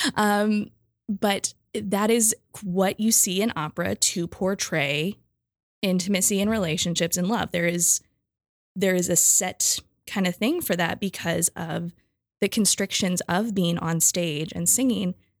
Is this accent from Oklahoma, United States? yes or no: no; Michigan, United States; I'm from Michigan where things are flat